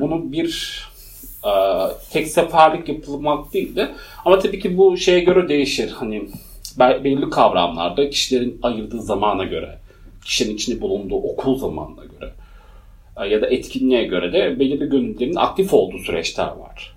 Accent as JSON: {"language": "Turkish", "region": "Malatya", "country": "Turkey", "tie": "born or raised there", "also_born_or_lived": "Edirne", "moved": "as an adult", "said": "doğduğum şehir Malatya. Malatya çok küçük bir yer"}